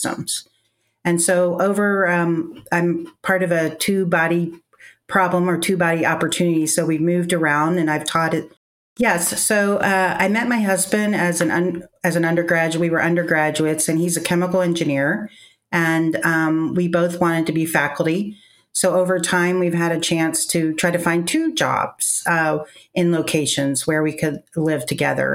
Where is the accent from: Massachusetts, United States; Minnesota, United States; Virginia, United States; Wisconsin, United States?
Virginia, United States; I grew up in Virginia